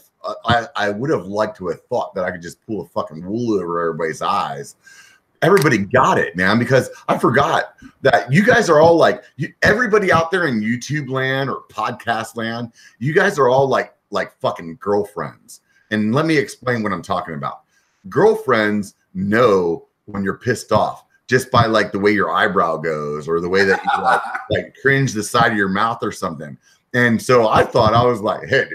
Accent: York, Pennsylvania, United States; moved away as an adult; also born or lived in Europe; now in Northern California, United States; I'm actually from Pennsylvania. I grew up in Pennsylvania, little town called York

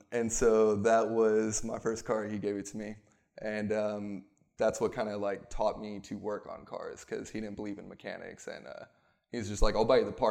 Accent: Houston, Texas, United States; also born or lived in Oregon; I'm from Houston, but I've bounced back and forth because half my family's up there, half's down here.

